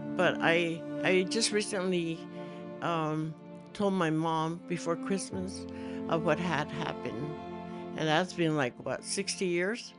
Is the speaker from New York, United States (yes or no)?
no; New Mexico, United States; I was raised in New Mexico, and I lived in the mountains